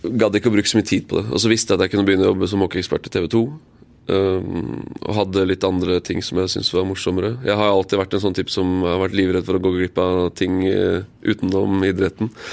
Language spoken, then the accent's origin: Norwegian; Eastern Norway, Norway; also born or lived in Tromsø / Kristiansand; Jeg er født i Tromsø, bodd her i Kristiansand i fire år, og så flytter vi hjem til Østlandet.